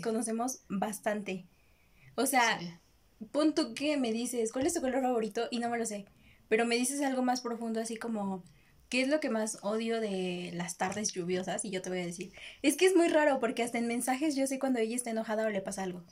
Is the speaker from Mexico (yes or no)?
yes; Mexico; aquí en México es como que mi primaria era un panteón.